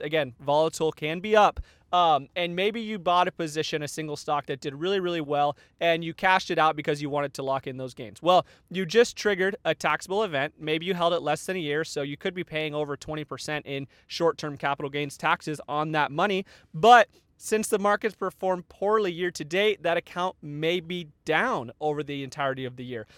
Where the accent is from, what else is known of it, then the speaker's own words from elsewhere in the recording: Tucson, Arizona, United States; moved away; I grew up in Tucson, Arizona, where it is hot, all the time